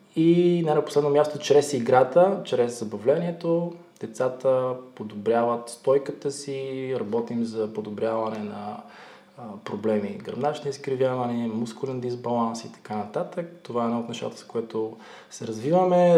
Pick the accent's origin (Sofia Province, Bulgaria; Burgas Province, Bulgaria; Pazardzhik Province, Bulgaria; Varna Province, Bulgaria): Sofia Province, Bulgaria; Botevgrad; Аз съм от Ботеград, родом